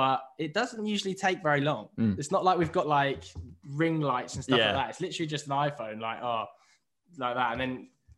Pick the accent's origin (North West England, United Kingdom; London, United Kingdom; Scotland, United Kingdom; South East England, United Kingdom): London, United Kingdom; But maybe that's just because I'm from London.